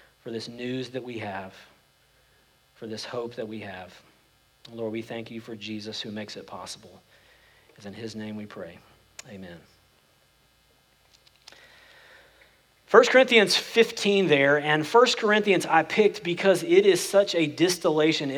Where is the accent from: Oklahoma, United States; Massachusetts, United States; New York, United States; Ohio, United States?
Oklahoma, United States; now in Frisco/McKinney area, Texas, United States; I grew up in Oklahoma, and we drive back to where I grew up